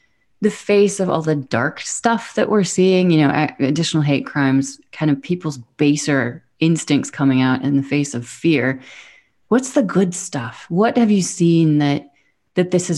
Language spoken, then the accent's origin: English; United States; moved away; I'm American, but haven't lived there for so long.